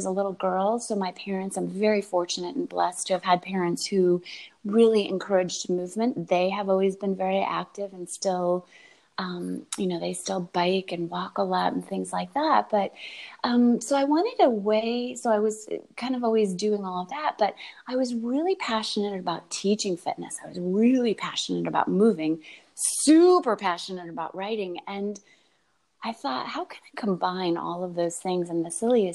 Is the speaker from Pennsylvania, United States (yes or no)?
no; upstate New York, United States; I grew up in upstate New York